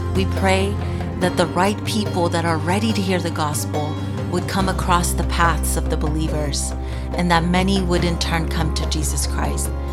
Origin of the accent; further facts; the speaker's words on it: Iran; I am from Iran